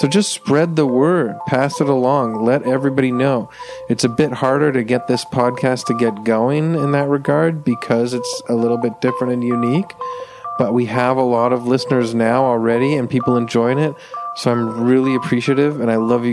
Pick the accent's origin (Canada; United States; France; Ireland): Canada; I'm a Canadian